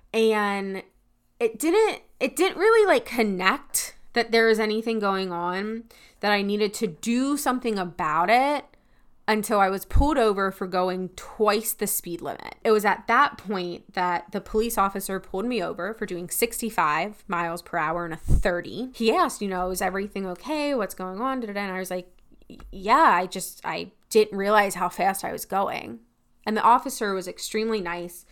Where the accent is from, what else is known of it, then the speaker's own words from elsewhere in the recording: Pennsylvania, United States; moved away as an adult; also born or lived in Tennessee; I'm from Pennsylvania